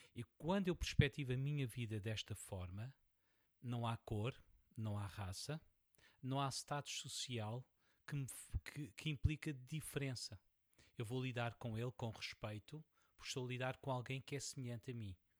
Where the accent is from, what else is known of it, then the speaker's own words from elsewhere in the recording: Portugal; sou, sou português